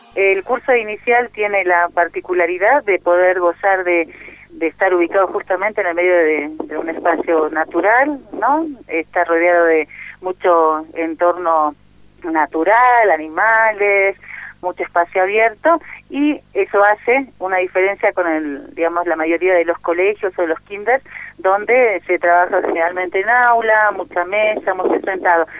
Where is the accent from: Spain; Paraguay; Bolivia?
Bolivia; soy de Bolivia